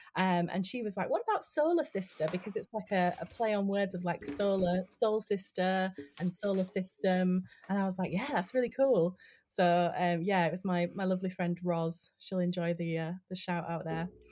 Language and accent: English; Yorkshire and the Humber, United Kingdom; moved away as an adult; also born or lived in London; I'm originally from West Yorkshire, um, like the north of England, um, and I moved to London to study acting